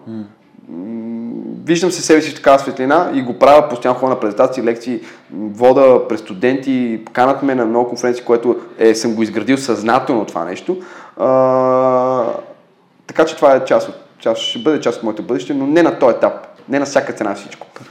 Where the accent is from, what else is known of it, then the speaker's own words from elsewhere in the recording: Bulgaria; сме родени в България